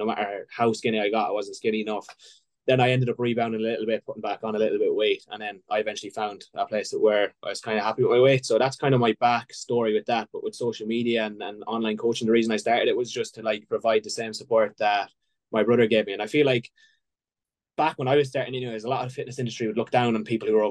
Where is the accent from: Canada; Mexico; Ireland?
Ireland; I'm from Ireland, obviously, you probably hear by the accent